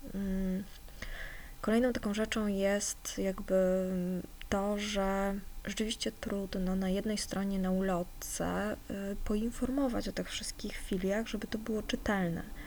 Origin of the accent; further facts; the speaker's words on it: Warsaw, Masovian Voivodeship, Poland; bo jestem z Warszawy